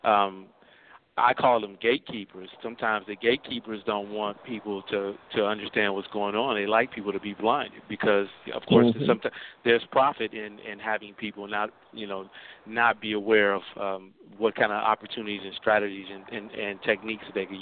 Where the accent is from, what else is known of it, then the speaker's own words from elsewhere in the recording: Gary, Indiana, United States; I grew up in Gary